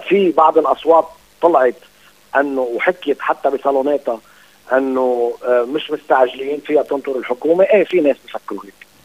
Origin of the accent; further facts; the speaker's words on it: Lebanon; انا كدوله لبنانيه